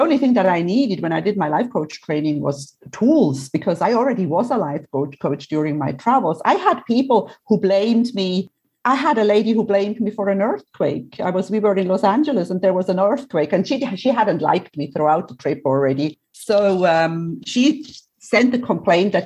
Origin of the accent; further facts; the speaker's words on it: Switzerland; now in Cyprus; I'm originally from Switzerland. I love Switzerland. I love Switzerland because it's my home